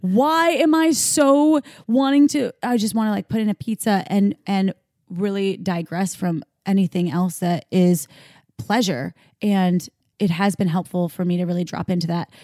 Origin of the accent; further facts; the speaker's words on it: Midwest, United States; growing up in the Midwest